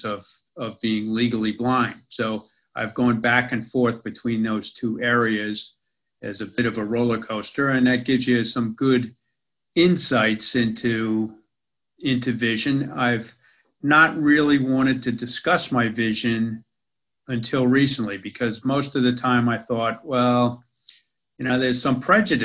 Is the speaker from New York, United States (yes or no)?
yes; New York City, New York, United States; moved away as an adult; now in Australia; I spent most of my life, as you can tell from my accent, in America. Most of that in New York City